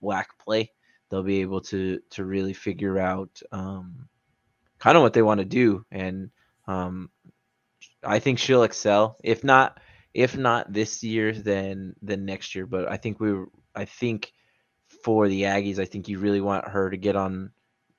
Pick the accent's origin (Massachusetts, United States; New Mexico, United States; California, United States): New Mexico, United States; Albuquerque; moved away as an adult; I grew up in Albuquerque